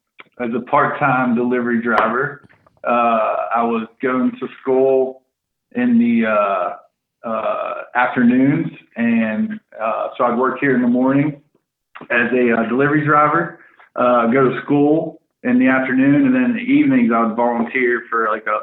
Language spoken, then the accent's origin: English; West Virginia, United States; moved away; It's because we're from West Virginia, and all when I first moved here, it just, yeah, some for some reason, they thought we liked goats.